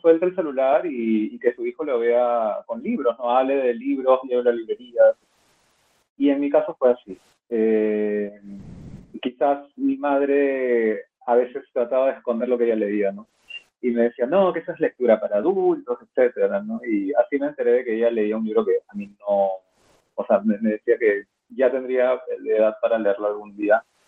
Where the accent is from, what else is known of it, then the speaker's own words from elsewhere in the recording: Peru; also born or lived in Lima / Boston; soy peruano